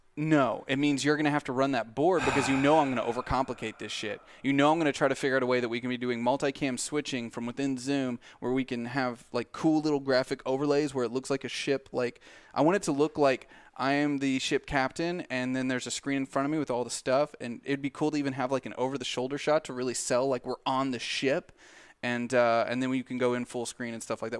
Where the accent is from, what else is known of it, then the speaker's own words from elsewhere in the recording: Southern Missouri, United States; born and bred in Southern Missouri